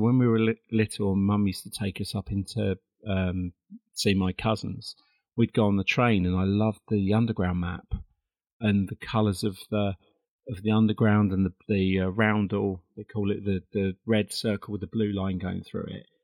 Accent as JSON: {"language": "English", "town": "Perivale", "region": "London", "country": "United Kingdom", "tie": "born or raised there", "said": "I was born in a little town called Perivale in 1965, way way back"}